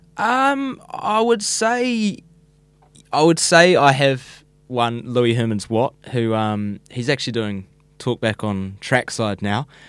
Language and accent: English; Whenuapai, Auckland, New Zealand; I grew up in Whenaupai, so it's a little, little, what would you call it, a little town in Whenaupai. Um, and I've been there all eighteen years of my life, same house